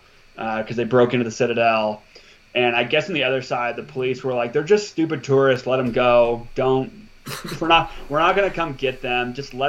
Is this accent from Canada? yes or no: no; Montana, United States; also born or lived in Alaska; I was born in Alaska and I moved to Montana when I was four.